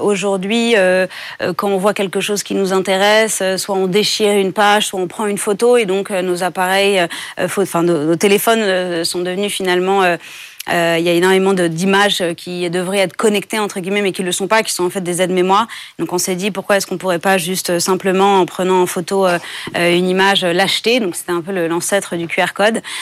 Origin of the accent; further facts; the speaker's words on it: France; j'ai grandi en France